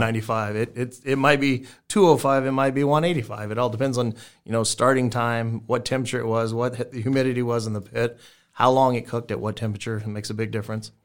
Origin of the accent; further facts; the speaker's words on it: South Texas, United States; now in Omaha, United States; I grew up in South Texas